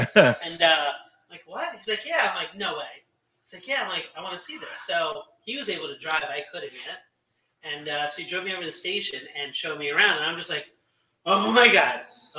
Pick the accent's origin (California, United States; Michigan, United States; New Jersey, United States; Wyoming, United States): New Jersey, United States; Cherry Hill; I was raised in Jersey.